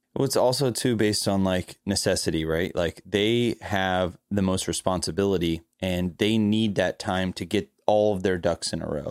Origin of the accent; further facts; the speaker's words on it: Florida, United States; I'm from Florida